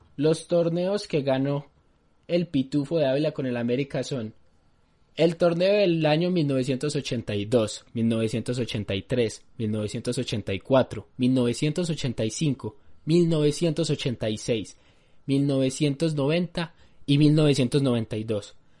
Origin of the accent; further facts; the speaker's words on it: Medellín, Antioquia, Colombia; nosotros dos que somos de, de Medellín